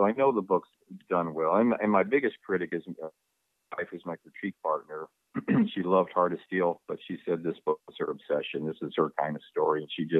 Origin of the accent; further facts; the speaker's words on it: Ohio, United States; born there; You know, I was born in Ohio, and I have so many relatives living in West Virginia, and my dad was born there